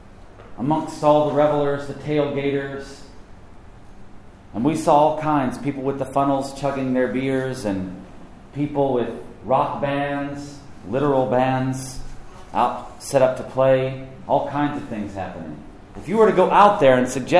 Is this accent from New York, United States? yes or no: no; Knoxville, Tennessee, United States; moved away as an adult; also born or lived in South Carolina; Knoxville's my hometown. I'm an East Tennessean